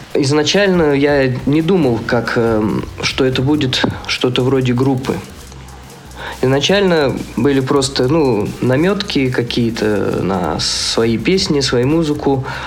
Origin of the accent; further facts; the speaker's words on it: southern Kazakhstan, Kazakhstan; now in Zabaykalsky Krai, Russia; Я сам вообще из Казахстана, и он тоже из Казахстана, но он из Северного, я из Южного